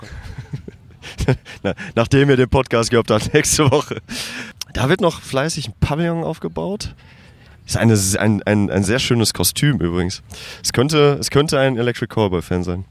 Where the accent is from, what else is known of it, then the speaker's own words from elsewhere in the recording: North Rhine-Westphalia, Germany; now in Hanover, Germany; Ich komme vom Niederrhein, NRW